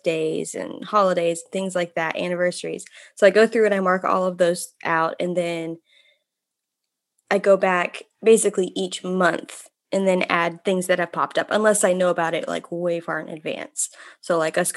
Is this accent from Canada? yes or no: no; Germany; moved away; I grew up in Europe. I grew up in Germany.